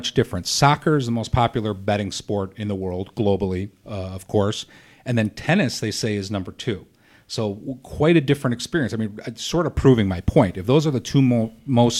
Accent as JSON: {"language": "English", "region": "Midwest", "country": "United States", "said": "we are from the Midwest"}